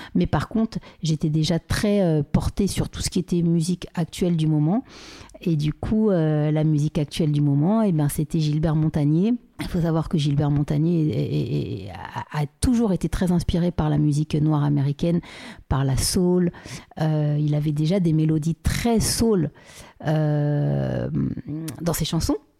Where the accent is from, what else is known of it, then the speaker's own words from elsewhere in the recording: Paris, Île-de-France, France; je suis née à, Paris. j'ai grandi à Paris 16e, à côté du Trocadéro